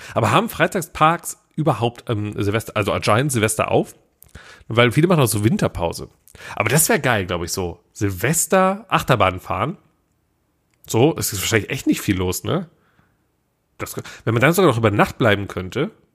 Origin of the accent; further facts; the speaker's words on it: Willich, North Rhine-Westphalia, Germany; ich war bei uns in meinem Heimatdorf, ne? ich komme ja aus, aus äh, Willig, Schiefbahn. Das ist ja quasi äh, zwischen Mönchengladbach, Krefeld, Düsseldorf